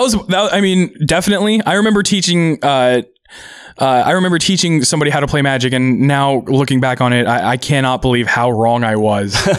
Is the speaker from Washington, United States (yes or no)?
yes; Seattle, Washington, United States; also born or lived in Auburn, Washington / Bellevue, Washington / Tacoma, Washington / Redmond, Washington; I've been actually kind of in the Seattle area my entire life